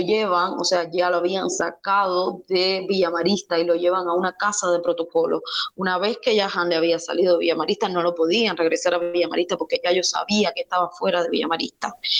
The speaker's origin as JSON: {"language": "Spanish", "region": "Cienfuegos", "country": "Cuba", "also_born_or_lived": "Ciudad Nuclear / Havana", "moved": "yes", "said": "salí de Cienfuegos, luego salí de la ciudad nuclear, luego para Cienfuegos, de Cienfuegos para La Habana"}